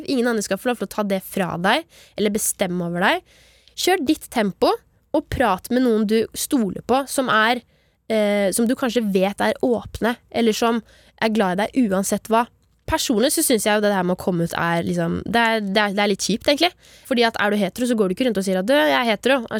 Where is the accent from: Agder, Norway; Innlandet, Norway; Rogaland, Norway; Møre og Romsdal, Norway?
Agder, Norway; Grimstad; Jeg er fra Grimstad.